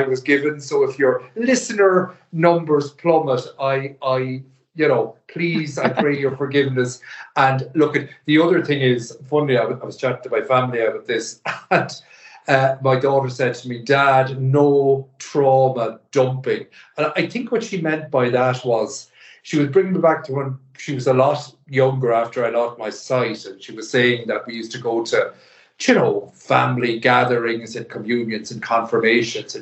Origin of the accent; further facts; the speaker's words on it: the Northwest, Ireland; moved away as an adult; also born or lived in Dublin; I was born up in the Northwest, a kind of, again, an unremarkable but happy kind of a childhood and teenage life.